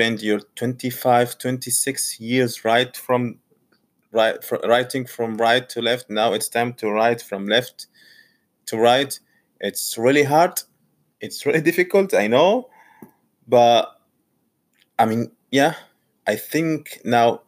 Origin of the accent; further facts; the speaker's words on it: Saudi Arabia; English is a second language; moved away as an adult; now in Portsmouth, United Kingdom; Originally, I'm from Saudi Arabia, but now I'm in Portsmouth